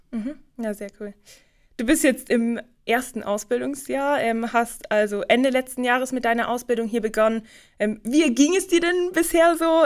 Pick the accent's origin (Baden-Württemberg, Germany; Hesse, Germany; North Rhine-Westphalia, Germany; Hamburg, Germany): Baden-Württemberg, Germany; Rottenburg am Neckar; Du kommst ja wie ich aus Rottenburg